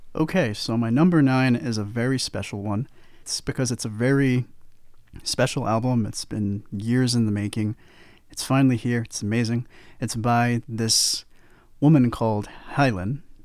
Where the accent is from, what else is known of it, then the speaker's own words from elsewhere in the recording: United States; I am as American as they come